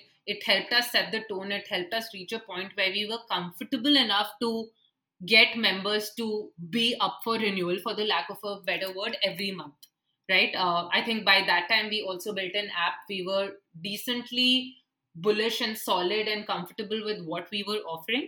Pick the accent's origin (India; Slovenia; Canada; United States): India